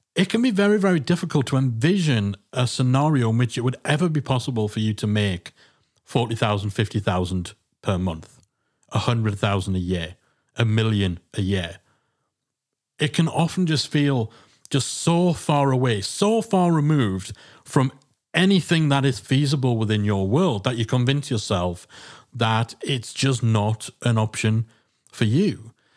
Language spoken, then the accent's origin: English; England, United Kingdom; being English